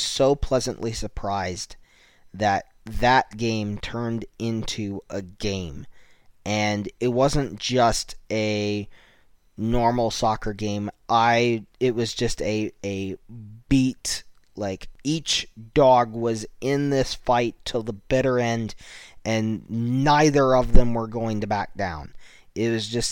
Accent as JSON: {"language": "English", "country": "United States", "said": "me being an American"}